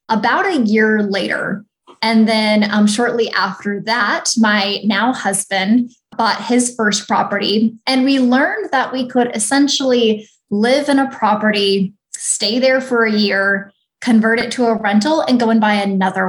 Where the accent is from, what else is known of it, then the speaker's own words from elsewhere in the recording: Snohomish, Washington, United States; now in Phoenix, United States; I'm originally from the Pacific Northwest, so just north of Seattle